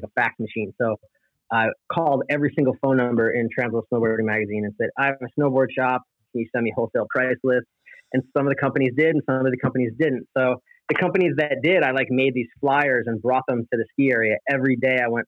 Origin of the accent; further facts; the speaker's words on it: East Greenbush, New York, United States; I grew up in a little suburb called East Greenbush